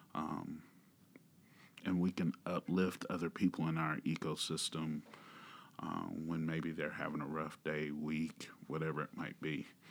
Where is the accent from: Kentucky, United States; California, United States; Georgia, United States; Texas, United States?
Georgia, United States; also born or lived in Manhattan, Kansas; now in Kansas, United States; I'm originally from Georgia